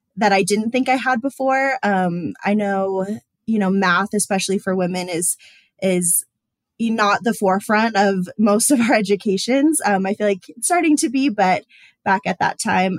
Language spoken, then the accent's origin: English; Denver area, Colorado, United States; moved away as an adult; also born or lived in San Francisco; stay in my hometown